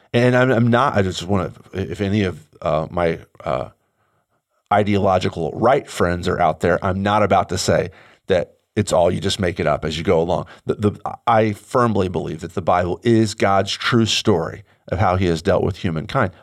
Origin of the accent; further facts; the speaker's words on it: United States; I'm an American Christian